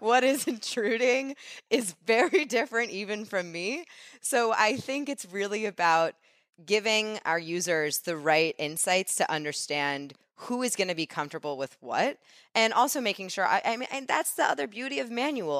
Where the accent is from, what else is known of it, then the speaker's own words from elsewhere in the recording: New York City, New York, United States; I grew up in New York